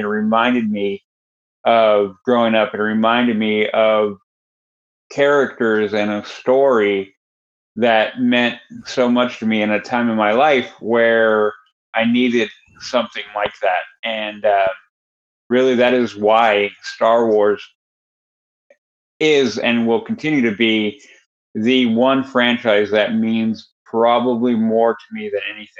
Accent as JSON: {"language": "English", "region": "Northern California", "country": "United States", "tie": "born or raised there", "said": "we moved from Southern California to Northern California"}